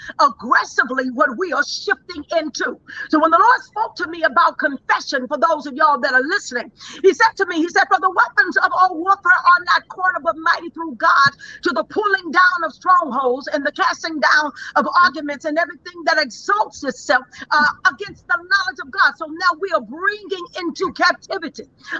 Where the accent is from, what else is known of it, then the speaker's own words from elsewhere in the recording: Dallas, Texas, United States; I am from Dallas, Texas. That's where I began.